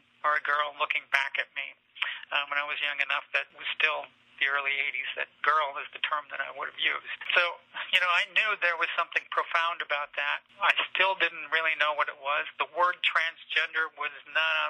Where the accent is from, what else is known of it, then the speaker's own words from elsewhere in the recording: Platteville, Wisconsin, United States; moved away as an adult; also born or lived in Taiwan / Paris, France / Lake Placid, New York; returning to my home state, returning to Wisconsin, where I grew up